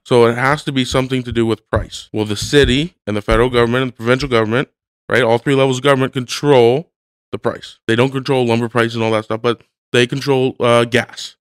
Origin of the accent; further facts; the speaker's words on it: Hamilton, Ontario, Canada; I live in Hamilton